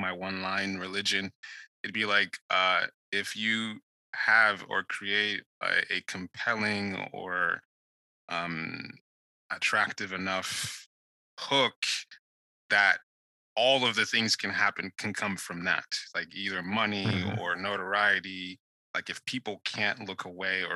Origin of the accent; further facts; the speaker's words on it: Nigeria; moved away; I grew up in Nigeria